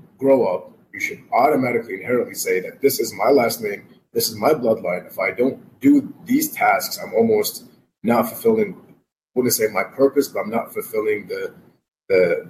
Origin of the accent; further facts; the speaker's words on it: Iraq; moved away; I was raised in Iraq